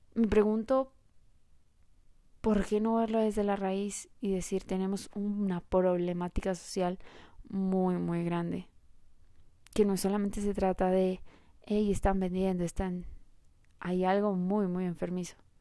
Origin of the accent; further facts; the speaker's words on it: Colombia; yo soy colombiana